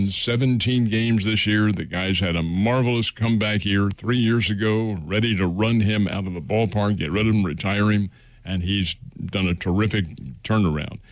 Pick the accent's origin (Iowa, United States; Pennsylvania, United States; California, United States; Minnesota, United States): Pennsylvania, United States; Philadelphia; I'm a Philadelphian.